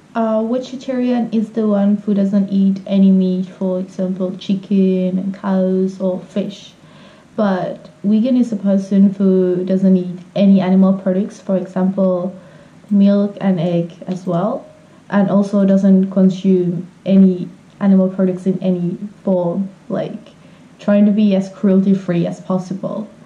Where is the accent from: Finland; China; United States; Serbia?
Finland; English is a second language; I'm from Finland.